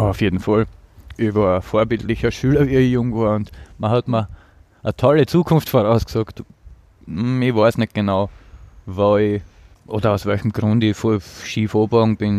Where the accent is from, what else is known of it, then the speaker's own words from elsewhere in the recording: Apetlon, Burgenland, Austria; now in Vienna, Austria; Im Burgenland im Seewinkel. Apetlon mhm. heißt das Dorf.